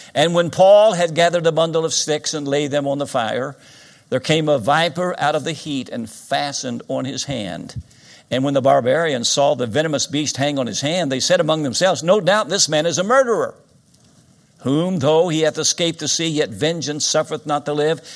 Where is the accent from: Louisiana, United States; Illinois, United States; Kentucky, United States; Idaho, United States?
Kentucky, United States; Winchester; Winchester, Kentucky, my hometown, I was born in this town.